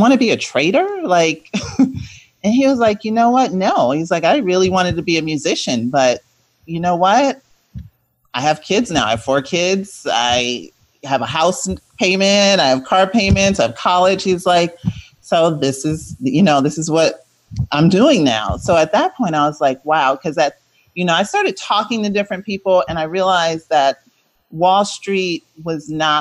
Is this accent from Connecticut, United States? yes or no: yes; Connecticut, United States; moved away as an adult; also born or lived in Boston / New Orleans; I grew up in Connecticut.